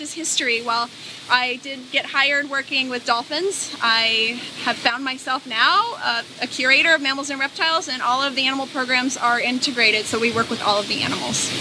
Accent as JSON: {"language": "English", "region": "Hawaii", "country": "United States", "moved": "yes", "said": "I'm from Hawaii."}